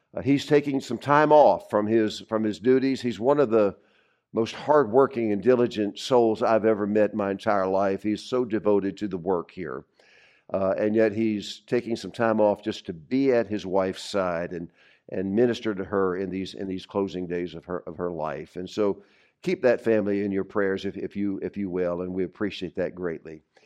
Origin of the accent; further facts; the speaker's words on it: the South, United States; now in New England, United States; I'm from the South